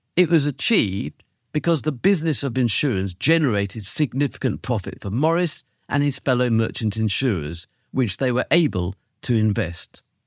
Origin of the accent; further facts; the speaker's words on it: United Kingdom; as a Brit